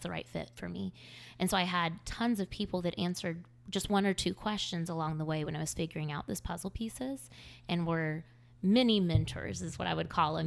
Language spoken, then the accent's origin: English; Greer, South Carolina, United States; moved away as an adult; now in Charleston, United States; I moved here from the upstate of South Carolina. I grew up in Greer, and I moved here for school at Charleston.